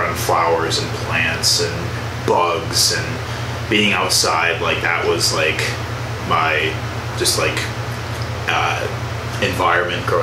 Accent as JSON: {"language": "English", "town": "Tinley Park", "region": "Illinois", "country": "United States", "tie": "born or raised there", "moved": "yes", "said": "I'm actually from Illinois as well"}